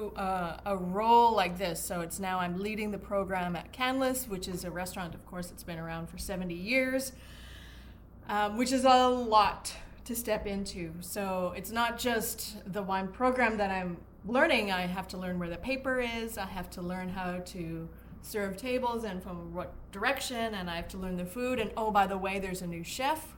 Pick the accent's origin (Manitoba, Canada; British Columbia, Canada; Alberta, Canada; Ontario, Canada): Manitoba, Canada; Winnipeg; moved away as an adult; also born or lived in Spain / Australia; now in Seattle, United States; I've moved to Seattle from Winnipeg, which is my hometown